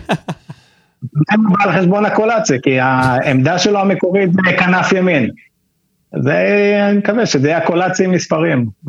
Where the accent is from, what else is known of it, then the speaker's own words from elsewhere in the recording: Mitzpe Ramon, Southern District, Israel; moved away as an adult; now in Kibbutz Na'an, Israel; אני במקור ממצפה רמון, ככה שבאר שבע תמיד הייתה העיר הגדולה שלנו